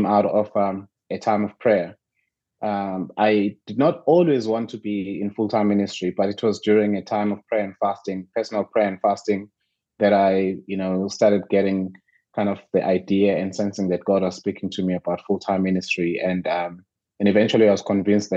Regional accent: Ulundi, KwaZulu-Natal, South Africa; also born or lived in Mtubatuba; I was born in Northern KZN. You know, I grew up in Mdubaduba and another small town called Ulundi.

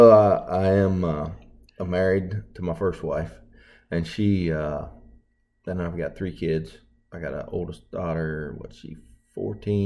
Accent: Zanesville, Ohio, United States; moved away as an adult; now in Mississippi, United States; I grew up in Ohio, Zanesville, Ohio, which is. Probably an hour east of Columbus

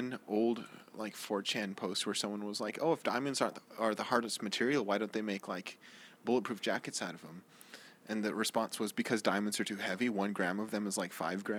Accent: California, United States; also born or lived in New Orleans; now in Florida, United States; I grew up in California

